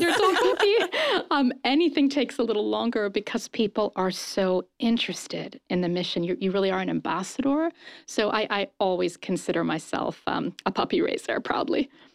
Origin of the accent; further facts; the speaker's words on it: Japan; also born or lived in London, United Kingdom; now in United States; I was raised in Japan